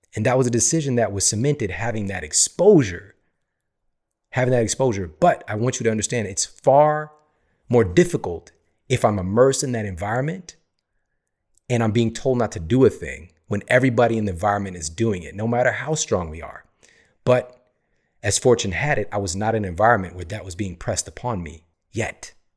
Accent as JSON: {"language": "English", "town": "St. Louis", "region": "Missouri", "country": "United States", "tie": "born or raised there", "said": "I was born in Saint Louis, Missouri"}